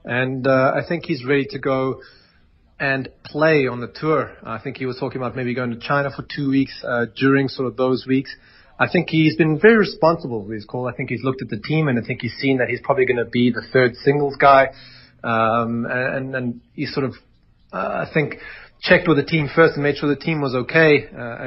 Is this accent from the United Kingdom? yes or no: no; Pretoria, Gauteng, South Africa; I grew up in Tshwane East there, and I know Irini Country Club really well